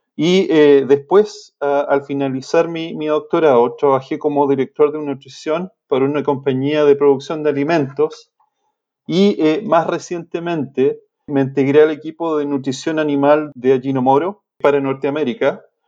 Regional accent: Chile; moved away as an adult; also born or lived in Illinois, United States / Kansas, United States; Soy, soy de origen chileno, estudié agronomía

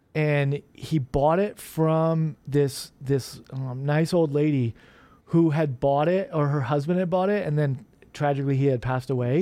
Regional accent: Omaha, Nebraska, United States; growing up in Omaha

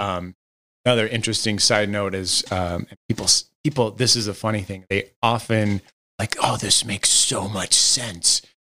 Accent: Los Angeles, California, United States; originally, I'm from Los Angeles

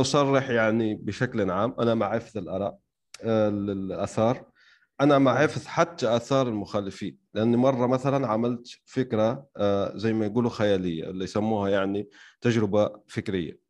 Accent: Algeria; عندنا في الجزائر

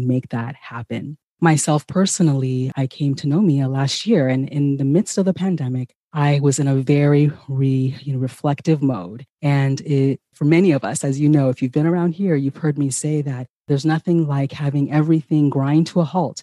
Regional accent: California, United States; also born or lived in Ghana; I am originally from Ghana myself and grew up here in California

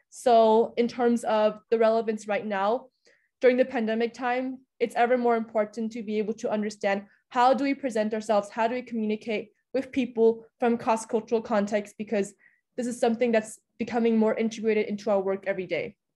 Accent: Budapest, Hungary; now in Vienna, Austria; I was born and raised in Budapest, Hungary, but my parents are from mainland China. And then I attended American International School for the majority of my time. And now I'm in Vienna.

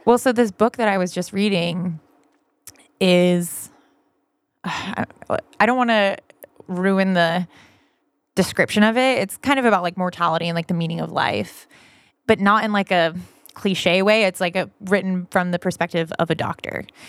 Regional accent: Vacaville, California, United States; I'm originally from Northern California, this little town called Vacaville.

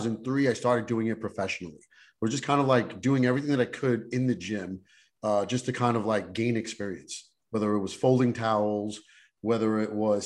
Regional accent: New York City, New York, United States; I grew up in Brooklyn, New York

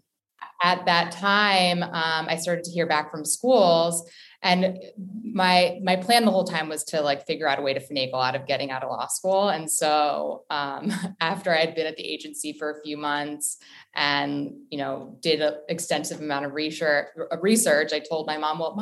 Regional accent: Potomac, Maryland, United States; moved away as an adult; also born or lived in Boston, Massachusetts / Los Angeles, California; now in New York, United States; I'm originally from a suburb outside of Washington, D.C., Potomac, Maryland. I went to high school at Winston Churchill High School

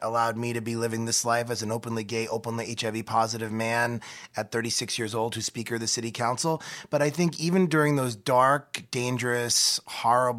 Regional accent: New York, United States; I'm a New Yorker

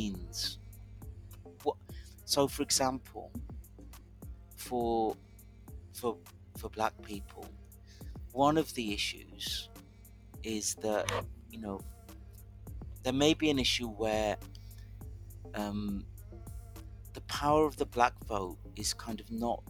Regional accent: the Midlands, England, United Kingdom; where I grew up in the Midlands, everybody just voted Labour

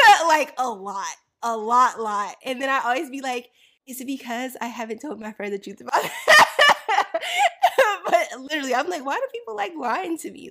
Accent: Florida, United States; I grew up in Florida

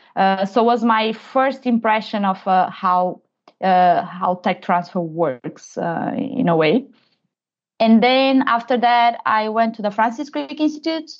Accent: Portugal; moved away as an adult; also born or lived in London, United Kingdom; I'm originally from Portugal

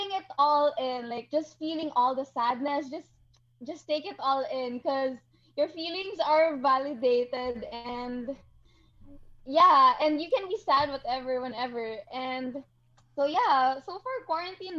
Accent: Iloilo City, Western Visayas, Philippines; moved away as an adult; now in Manila, Philippines; I'm actually in Ilonggo. I was born and raised in Iloilo, and now I study here in Manila

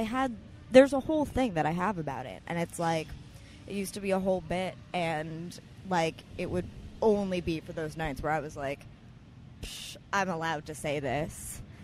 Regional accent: New York City, New York, United States; I grew up in Alphabet City.

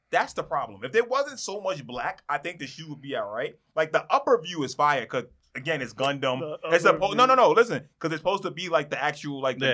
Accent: New York City, New York, United States; I'm from the Bronx.

